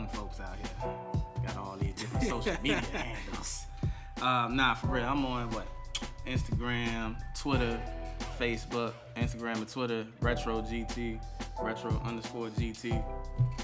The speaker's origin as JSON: {"language": "English", "area": "Caroline County", "region": "Virginia", "country": "United States", "moved": "yes", "lives_now": "Fredericksburg, United States", "said": "I'm originally from Caroline County. Now I'm staying in Fredericksburg"}